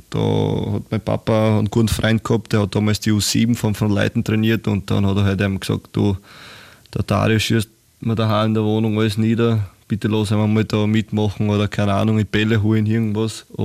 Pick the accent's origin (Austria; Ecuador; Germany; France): Austria; Graz, Styria; Ich bin ja aus Graz, also Nähe von Graz und da kenne ich halt Linz auch